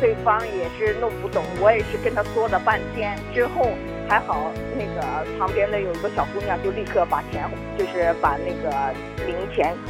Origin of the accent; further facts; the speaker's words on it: Shanghai, China; moved away as an adult; also born or lived in Nagasaki, Japan; now in Fukuoka, Japan; ，我是来自上海的。